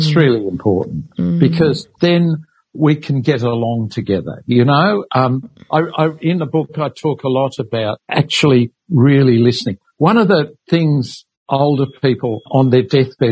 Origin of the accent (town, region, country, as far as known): Sydney, New South Wales, Australia; born or raised there; also born or lived in England